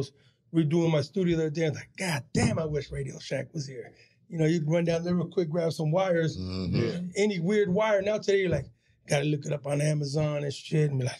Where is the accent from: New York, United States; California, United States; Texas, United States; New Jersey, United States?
California, United States; San Diego; we're from Dago.